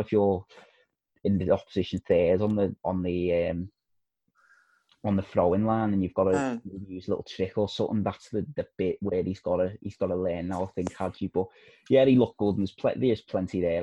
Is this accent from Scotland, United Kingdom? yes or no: no; Liverpool, North West England, United Kingdom; I'm from Liverpool